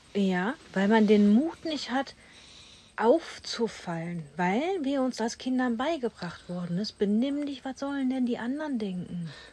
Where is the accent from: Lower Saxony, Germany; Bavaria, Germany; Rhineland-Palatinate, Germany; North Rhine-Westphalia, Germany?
North Rhine-Westphalia, Germany; Duisburg; bin Ghetto-Kind, ich komme aus Duisburg.